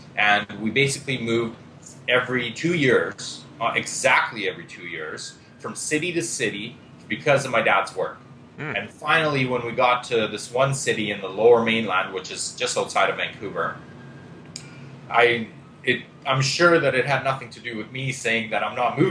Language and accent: English; Israel; moved away; also born or lived in Lithuania; So basically, I was born in Lithuania. 4 years old, I moved to Israel. In Israel, we moved to Israel because we're Jewish.